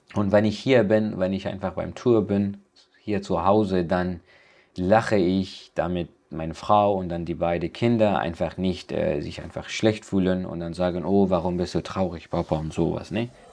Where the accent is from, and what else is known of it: Afghanistan; German is a second language; now in Germany